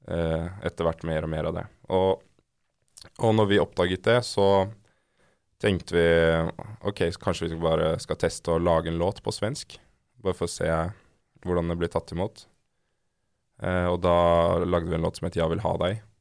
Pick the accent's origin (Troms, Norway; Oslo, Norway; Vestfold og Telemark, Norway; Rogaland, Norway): Oslo, Norway; Jeg er oppvokst i Oslo på Nordstrand.